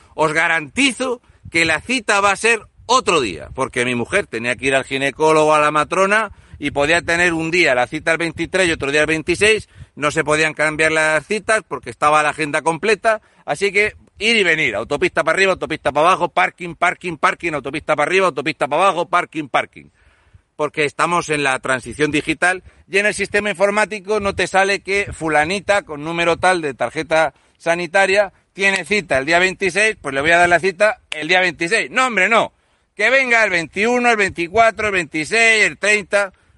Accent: Region of Murcia, Spain; Yo soy el murciano encabronado.

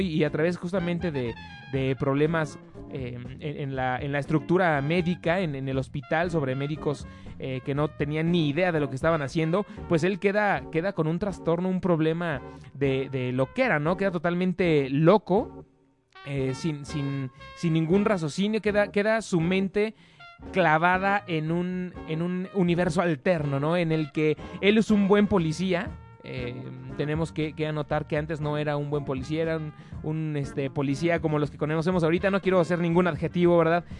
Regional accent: Mexico; Nosotros como mexicanos

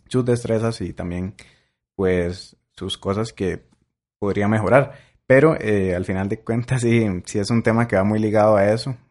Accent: Costa Rica; las familias costarricenses

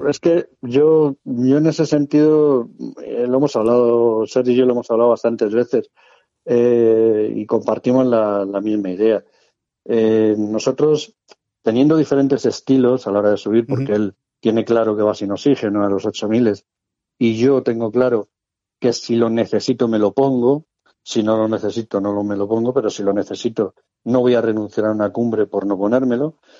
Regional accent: Madrid, Community of Madrid, Spain; moved away as an adult; now in Cartagena, Spain; Nací en Madrid. Por cuestión de trabajo aprobé las oposiciones de bombero en Cartagena y bueno, pues ya está, llevo ya viviendo 34 o 35 años en Cartagena

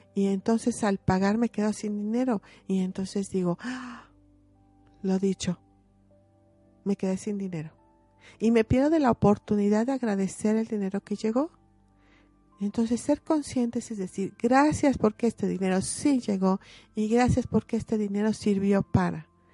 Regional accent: Mexico; como mexicanos

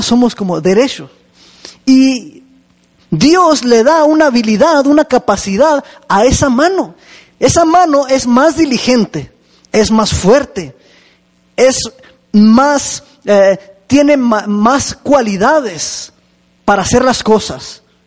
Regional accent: Chihuahua, Mexico; moved away; allá en, Chihuahua, de donde vengo yo

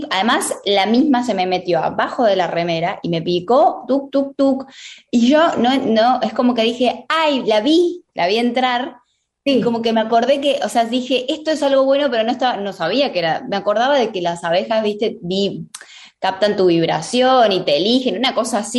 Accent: Catamarca, Argentina; yo lo iba a hacer en Catamarca, que es de donde yo vengo

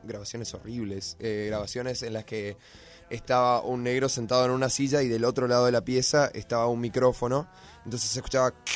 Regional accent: Corrientes, Argentina; now in Buenos Aires, Argentina; yo vengo de Corrientes

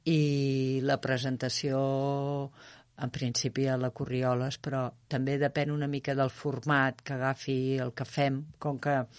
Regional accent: Terrassa, Catalonia, Spain; moved away as an adult; now in Arenys de Munt, Spain; Terrassa, que és d'on sóc jo.

